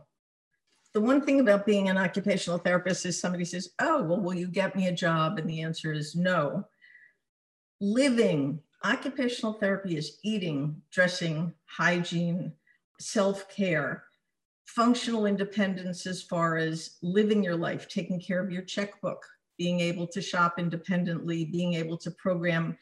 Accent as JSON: {"language": "English", "town": "South Orange", "region": "New Jersey", "country": "United States", "tie": "born or raised there", "also_born_or_lived": "Newark, New Jersey / Short Hills, New Jersey", "moved": "as an adult", "lives_now": "Southern California, United States", "said": "I was born in Newark. I grew up in South Orange"}